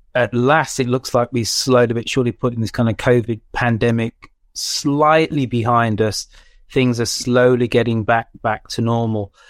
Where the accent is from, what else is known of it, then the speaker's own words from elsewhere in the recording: England, United Kingdom; being a West Indian parent growing up in England